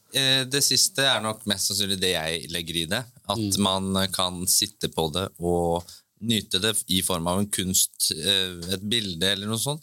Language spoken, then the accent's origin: Norwegian; Bø, Vestfold og Telemark, Norway; jeg fra Bø, så da er det jo veldig nærliggende å jobbe i sommerland